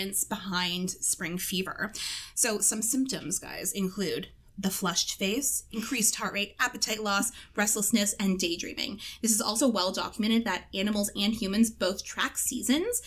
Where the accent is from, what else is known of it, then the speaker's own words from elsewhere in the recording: Canada; I was back home this past weekend, which was Thanksgiving here in Canada, and I saw so many girls crying at the fall fair in my hometown